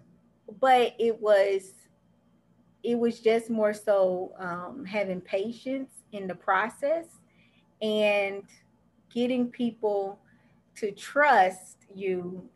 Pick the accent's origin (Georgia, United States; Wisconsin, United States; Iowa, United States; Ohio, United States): Ohio, United States; Dayton; now in Orlando, United States; I'm actually from Dayton, Ohio, and I currently reside in Orlando, Florida